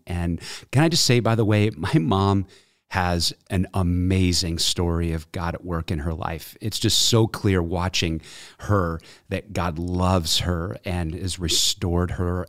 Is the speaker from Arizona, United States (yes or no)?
no; Evanston, Illinois, United States; also born or lived in Glenview / Chicago; Chicago. Really raised in Evanston.